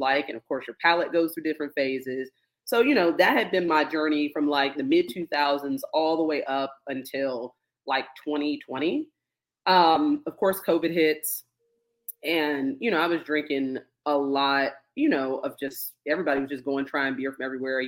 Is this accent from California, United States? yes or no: no; Gaithersburg, Maryland, United States; now in Atlanta, United States; I'm from Maryland. I'm from right outside of D.C. So up in Gaithersburg